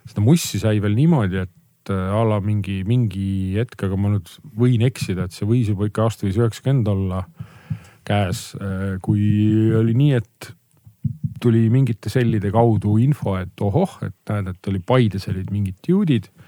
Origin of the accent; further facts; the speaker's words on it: Paikuse, Pärnu County, Estonia; minu kodukohta Paikusele